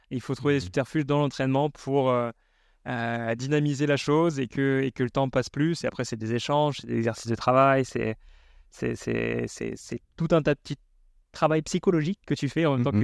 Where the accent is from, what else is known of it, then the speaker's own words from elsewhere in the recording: Sainte-Colombe, Auvergne-Rhône-Alpes, France; born there; moi, je suis, je né à Saint-Colombe-les-Viennes, c'est au sud de Lyon. J'ai toute la famille maternelle qui est sur Lyon même.